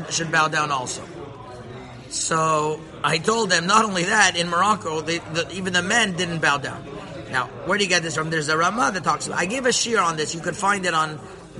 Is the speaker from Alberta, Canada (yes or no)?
no; Montreal, Quebec, Canada; I grew up in Montreal